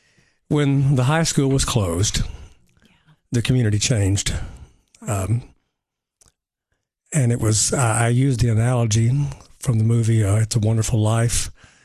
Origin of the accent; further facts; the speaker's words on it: Nashville, Tennessee, United States; I spent the first 30 years of my life there, except for when I was gone from school for a little while.